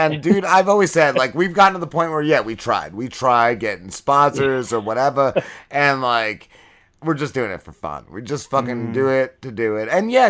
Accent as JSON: {"language": "English", "town": "New Milford", "region": "New Jersey", "country": "United States", "tie": "born or raised there", "said": "I grew up in New Milford"}